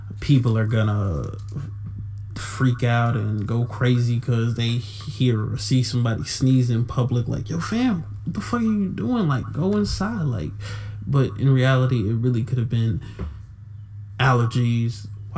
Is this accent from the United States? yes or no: yes; Atlanta, Georgia, United States; my home state of Atlanta, Georgia